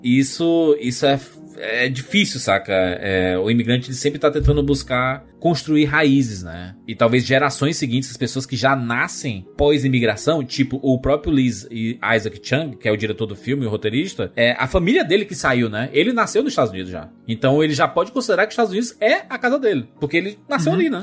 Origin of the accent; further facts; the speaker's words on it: Northeast Region, Brazil; a gente é nordestino